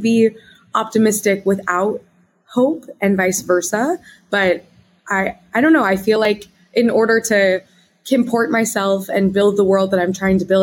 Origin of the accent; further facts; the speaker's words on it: Wichita, Kansas, United States; moved away as an adult; I'm from the Midwest, Wichita, Kansas